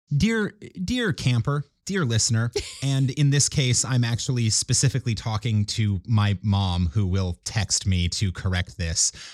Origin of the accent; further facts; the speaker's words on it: Minnesota, United States; moved away; also born or lived in Kansas City; I grew up in Minnesota.